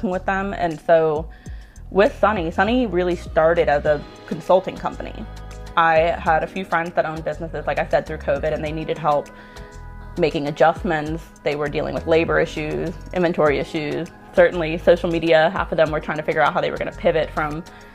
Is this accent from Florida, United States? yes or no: yes; Cape Coral, Florida, United States; moved away as an adult; now in Tampa, United States; I'm actually from Cape Coral, which is just outside of Fort Myers. And I moved to Tampa in 2017